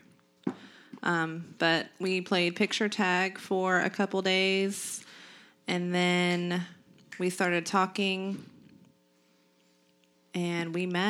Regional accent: Morristown, Indiana, United States; Morristown, which is my hometown, where I'm actually from.

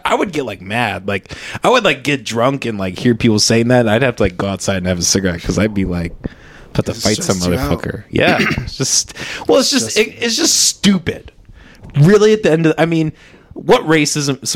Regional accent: Orange City, Iowa, United States; now in Des Moines, United States; I grew up in a small town

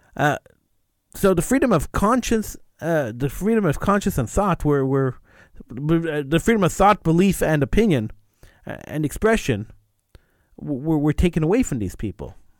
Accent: Quebec, Canada; I'm an English-speaking Quebecer

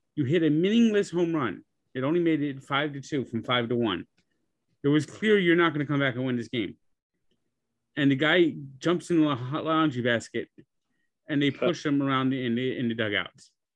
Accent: New Jersey, United States; also born or lived in Montana; I was born in Montana and moved to New Jersey. My parent, my father was in, is from New Jersey, okay. was serving in the Air Force at the time.

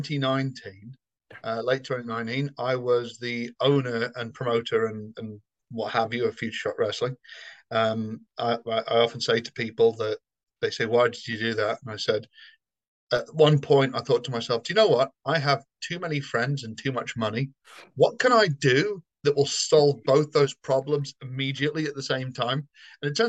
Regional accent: Somerset, South West England, United Kingdom; now in London, United Kingdom; I'm neutral, I think, because I grew up in the West Country. I'm from Somerset

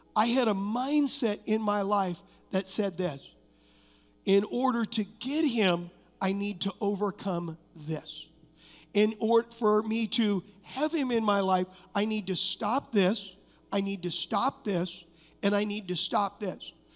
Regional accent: Huntington Beach, California, United States; I was raised in Huntington Beach, California

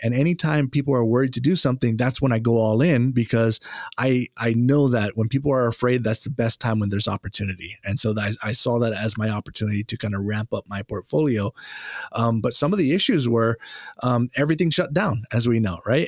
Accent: Hawaii, United States; also born or lived in Japan; now in East Coast, United States; growing up in Hawaii, uh, Japanese is, uh, a language that we learn in school

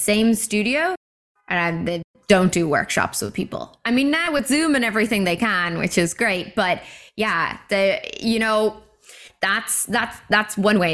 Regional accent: Ireland; moved away as an adult; now in Vancouver, Canada; Back home in Ireland

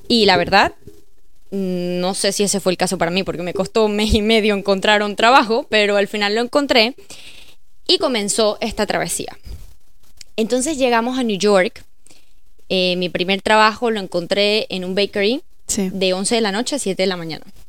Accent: Venezuela; moved away as an adult; now in United States; tengo seis años en los Estados Unidos. Vengo de Venezuela

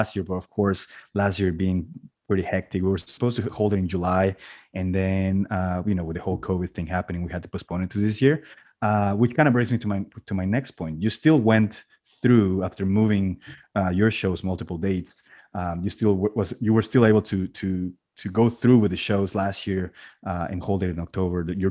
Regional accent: Cancun, Quintana Roo, Mexico; now in Canada; I am originally from Cancun, Mexico, and I've even done two competitions there.

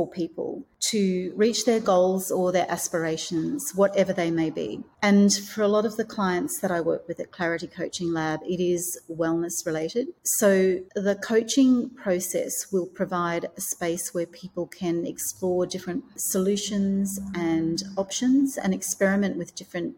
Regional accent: Australia; moved away as an adult; also born or lived in Hong Kong; So I have recently moved from Hong Kong back to my home country of Australia

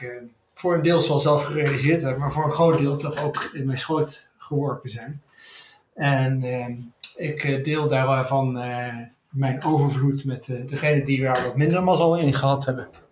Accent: Son en Breugel, North Brabant, Netherlands; ik ben opgegroeid in Brabant, Zonnebreugel

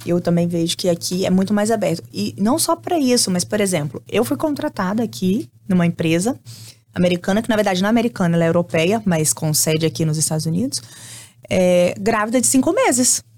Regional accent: Brazil; moved away as an adult; also born or lived in Florida, United States; now in United States; E eu tinha acabado de chegar do Brasil

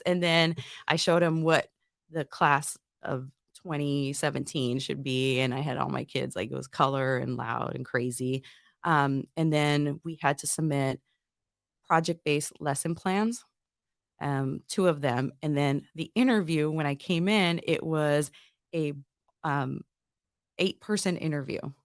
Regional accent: Northwest Indiana, United States; moved away as an adult; I'm originally from Northwest Indiana, real close to Chicago

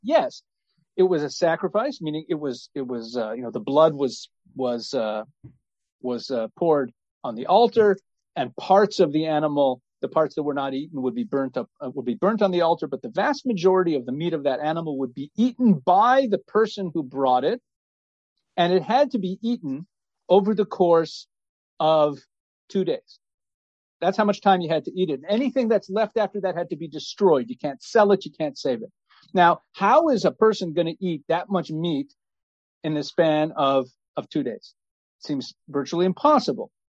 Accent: United States; now in Israel; we're originally American

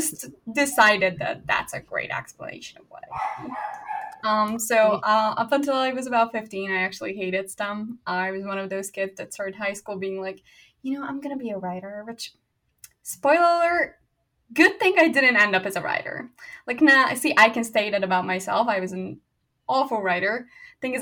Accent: Hungary; first language Hungarian; English is a second language; moved away as an adult; now in Virginia, United States; I grew up speaking Hungarian, so like my mother tongue is Hungarian

